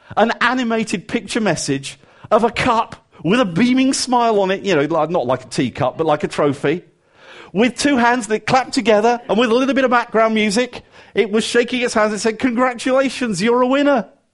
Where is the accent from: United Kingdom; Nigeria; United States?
United Kingdom; England; even as an Englishman